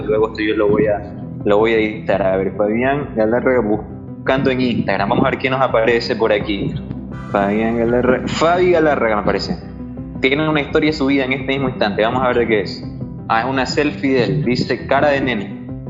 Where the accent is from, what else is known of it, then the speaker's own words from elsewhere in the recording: Ecuador; yo también soy galarra, soy de Ecuador, hago radio.